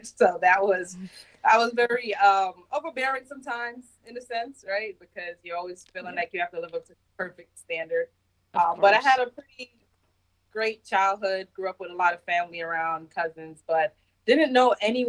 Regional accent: New York City, New York, United States; moved away as an adult; also born or lived in Jamaica / Queens, New York; now in Germany; I moved to New York when I was 10 years old. So I grew up in Brooklyn, New York, but I was born in Jamaica.

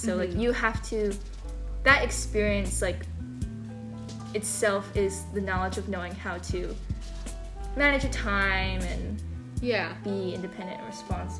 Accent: Hawaii, United States; I'm not Hawaiian, but I've been like indulging in this culture for my entire life.

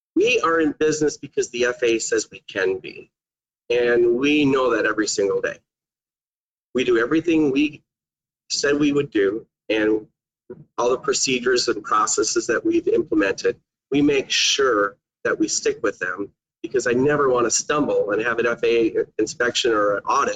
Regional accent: Manitowoc, Wisconsin, United States; I'm from Manitowoc, Wisconsin

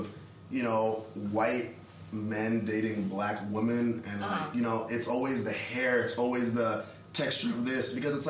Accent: Nigeria; I'm Nigerian.

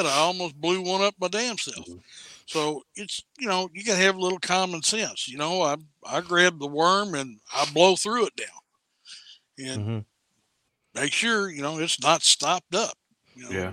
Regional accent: Harrison County, Kentucky, United States; here in my hometown

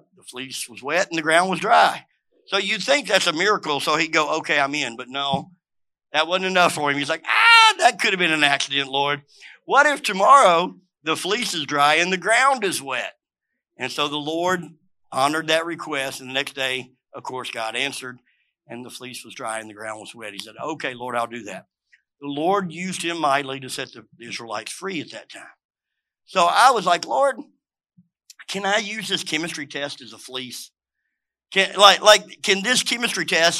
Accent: Memphis, Tennessee, United States; also born or lived in Cookeville, Tennessee; I grew up in Memphis, came here, thought I was going to be an engineer

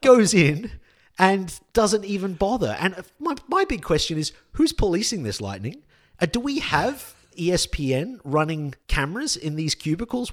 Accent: Australia; we as an Australian public

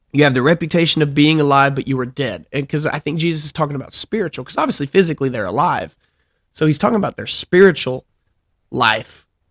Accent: Alabama, United States; moved away; I'm from Alabama

